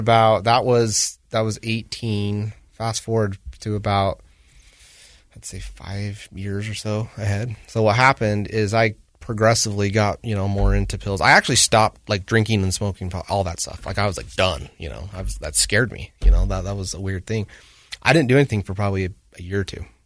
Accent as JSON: {"language": "English", "town": "Woods Cross", "region": "Utah", "country": "United States", "tie": "born or raised there", "also_born_or_lived": "North Salt Lake", "said": "I grew up in Woods Cross"}